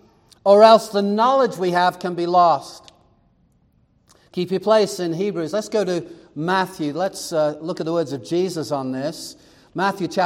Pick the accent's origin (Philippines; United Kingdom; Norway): United Kingdom; England; now in Arizona, United States; Growing up in England, the nearest country was France, maybe Belgium, but you either were going to learn French or German